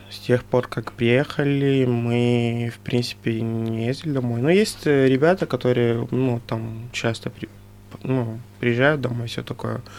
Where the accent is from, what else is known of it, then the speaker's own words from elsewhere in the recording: Angola; now in Russia; мы, которые из Анголы